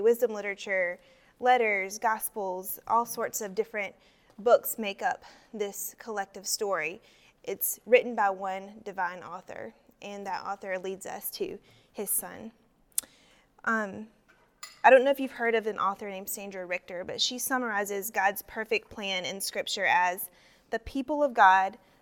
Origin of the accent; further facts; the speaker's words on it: South Carolina, United States; I am from South Carolina